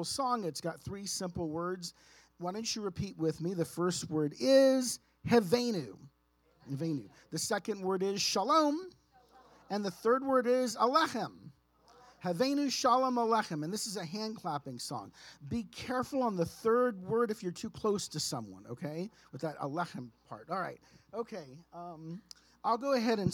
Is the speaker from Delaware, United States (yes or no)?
no; San Antonio, Texas, United States; now in Phoenix, United States; I've live in Phoenix, I am originally way back a very long time ago from born and raised in San Antonio, Texas